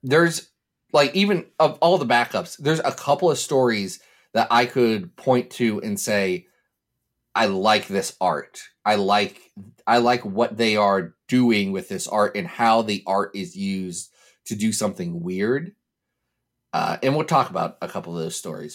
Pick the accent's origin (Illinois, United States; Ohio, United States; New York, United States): Ohio, United States; I'm from Ohio, and we have a long and storied tradition of pronouncing every vowel